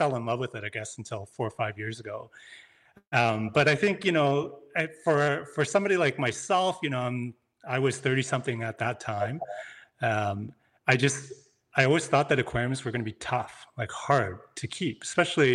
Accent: Canada; moved away as an adult; I'm from Canada

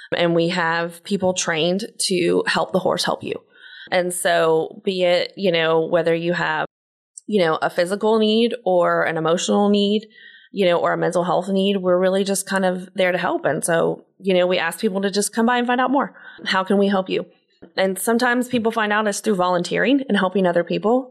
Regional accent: Pensacola, Florida, United States; I grew up in Pensacola, Florida

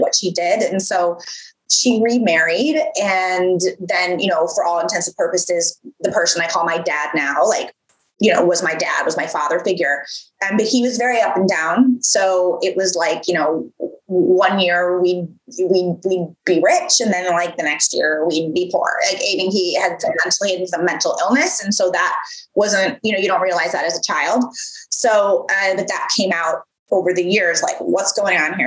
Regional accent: Midwest, United States; moved away; I'm from the Midwest. So I'm from the Midwest originally.

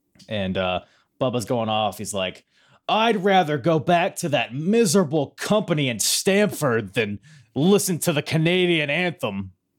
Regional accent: Philippines; I mean, I'm Filipino.

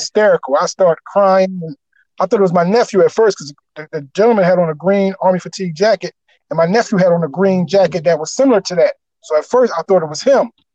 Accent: Camden, New Jersey, United States; born or raised there

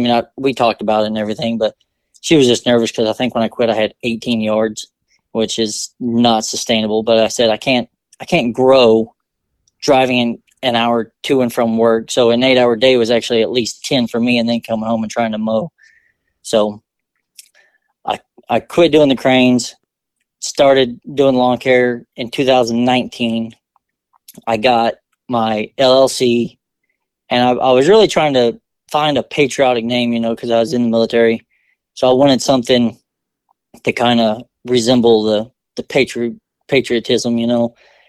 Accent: Vinita, Oklahoma, United States; also born or lived in Germany; I'm from Northeast Oklahoma, small town of Vinita. It's home of the world's largest glasshouse McDonald's.

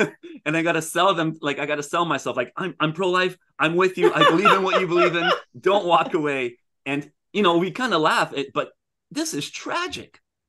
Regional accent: Canada; I'm from Canada.

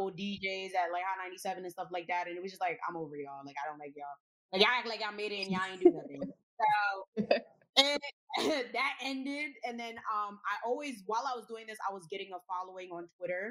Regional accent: Elizabeth, New Jersey, United States; also born or lived in Bay Shore, Long Island, New York / Newark, New Jersey; So I was practically raised in Jersey my entire life. Grew up in Elizabeth, New Jersey. Currently live in Newark.

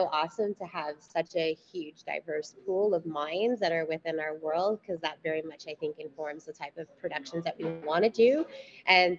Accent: Canada; we're Canadian

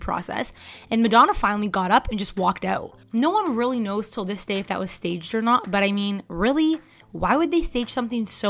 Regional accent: Canada; I'm Canadian

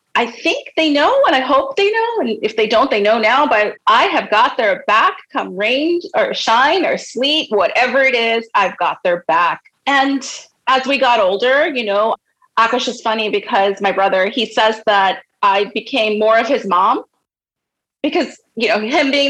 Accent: Sayreville, New Jersey, United States; when I grew up in Sayreville, New Jersey

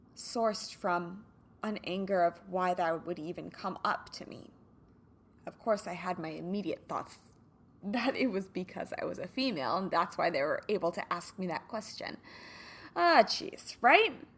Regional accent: Kansas, United States; now in California, United States; I grew up in the Midwest, so, you know, in Kansas, summers were usually very, very hot and humid

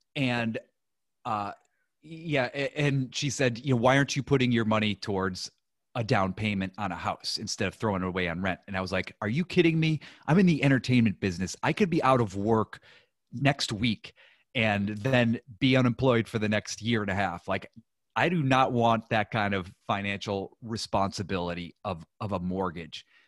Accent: Ohio, United States; moved away as an adult; also born or lived in New York; I grew up in Ohio

